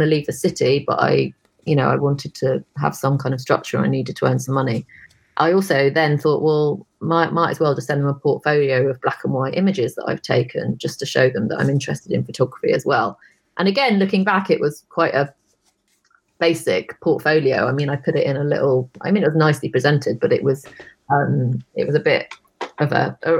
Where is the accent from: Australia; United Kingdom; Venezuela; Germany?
United Kingdom; Brighton, South East England; moved away; I was born in Brighton, so I went back to Brighton